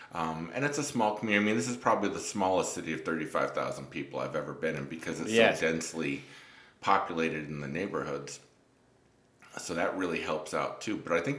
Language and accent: English; New York, United States; moved away as an adult; I'm also a New Yorker